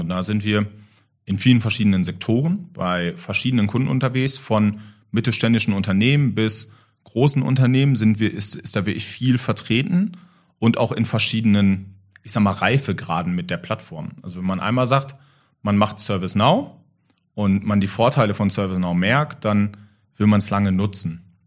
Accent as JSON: {"language": "German", "country": "Germany", "said": "als Deutscher"}